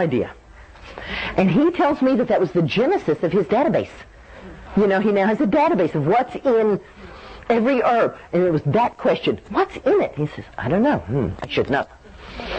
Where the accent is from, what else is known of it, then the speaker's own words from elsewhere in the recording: Dallas, Texas, United States; I grew up in Dallas in the 50s